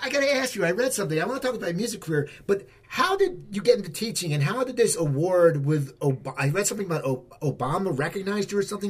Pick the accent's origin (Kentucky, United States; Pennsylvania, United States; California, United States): Pennsylvania, United States; outside Philadelphia; I grew up right outside Philadelphia